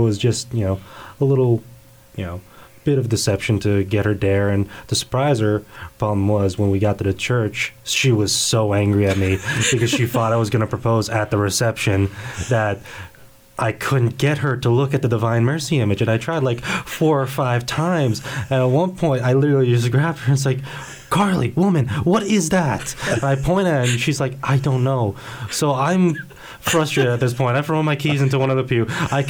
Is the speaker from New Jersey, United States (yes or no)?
yes; New Jersey, United States; also born or lived in Poland; now in Kansas, United States; Well, I was born in Poland, and when I was very young, my family actually had moved to New Jersey, where I actually had grown up and spent most of my life before moving out to Kansas back in May.